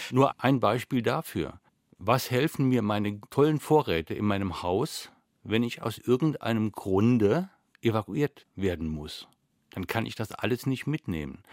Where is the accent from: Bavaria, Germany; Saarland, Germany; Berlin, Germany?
Saarland, Germany; Zum einen bin ich Saarländer.